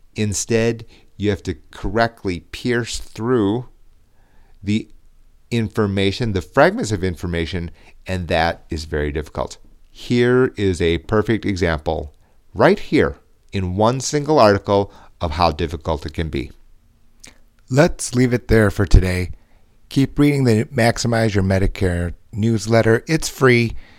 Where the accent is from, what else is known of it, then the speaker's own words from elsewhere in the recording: United States; I was born in the United States